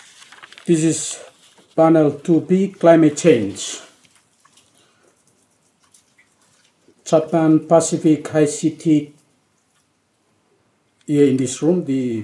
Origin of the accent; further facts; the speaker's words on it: Vanuatu; I'm from Vanuatu, at the Ministry of Finance